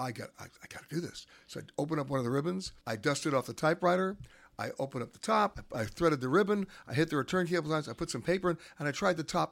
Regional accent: New York, United States; I grew up in Manhattan

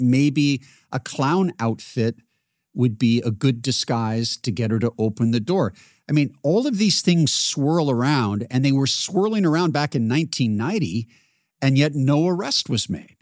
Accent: Seattle, Washington, United States; I grew up in Seattle

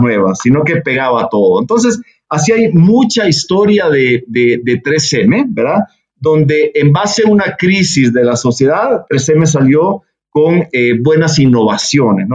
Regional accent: El Salvador; nací en El Salvador, pero mi madre es de Monterrey

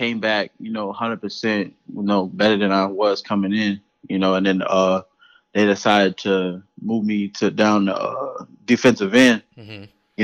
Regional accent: Charleston, South Carolina, United States; I am from Charleston, South Carolina, born and raised

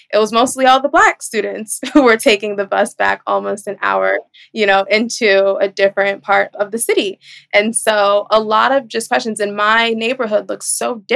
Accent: New York City, New York, United States; I was born and raised in Brooklyn, New York, in Flatbush in the 90s and early 2000s

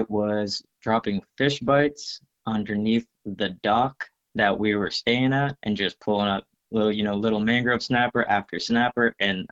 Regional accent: Trinidad & Tobago; now in Florida, United States; I grew up in Trinidad and Tobago.

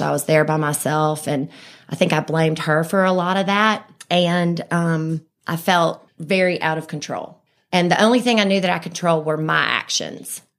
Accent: Birmingham, Alabama, United States; also born or lived in Vestavia Hills, Alabama; I was born right here in Birmingham. I've lived in Vestavia my whole life.

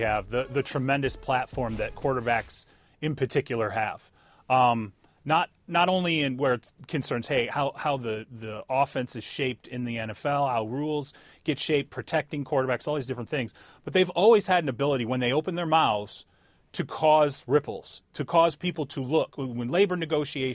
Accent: Michigan, Ohio, Midwest, United States; I grew up in Michigan, Ohio

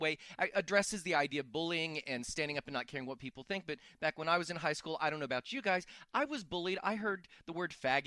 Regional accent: Texas, United States; moved away; I'm originally from Texas, so I grew up with country music.

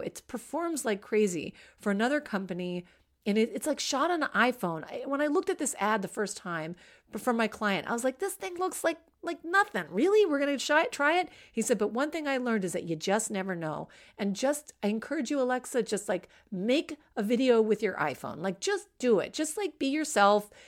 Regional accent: Washington, District of Columbia, United States; I grew up in Washington, D C, in a very nice suburb of Washington, D C.

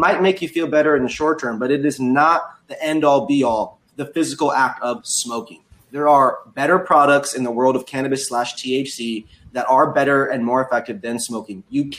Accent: Seattle, Washington, United States; We come from Seattle. It's the pickiest group of people in the country outside.

